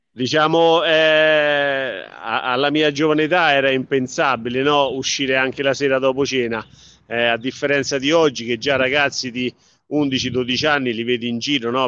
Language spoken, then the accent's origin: Italian; Vallerano, Lazio, Italy; mio paese che amo, dove, sono, eh, dove ho vissuto fin da, dai primi mesi di vita